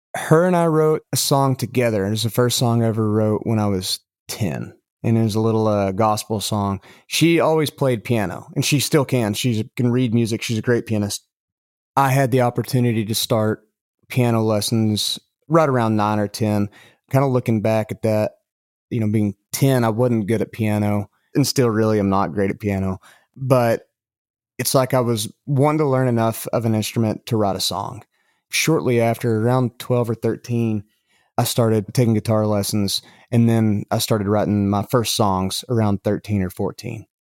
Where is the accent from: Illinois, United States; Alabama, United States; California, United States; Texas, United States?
Texas, United States; Lubbock; accent: West Texas dialect; moved away as an adult; now in Tennessee, United States; I'm from Lubbock